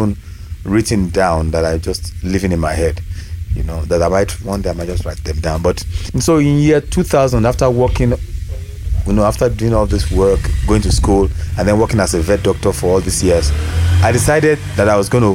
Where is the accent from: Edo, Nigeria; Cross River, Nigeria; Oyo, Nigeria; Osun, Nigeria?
Oyo, Nigeria; Ibadan; I grew up in Ibadan. I went to school here